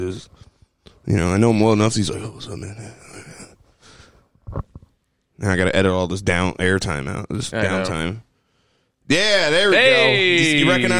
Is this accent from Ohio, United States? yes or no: yes; Ohio, United States; We are from Ohio.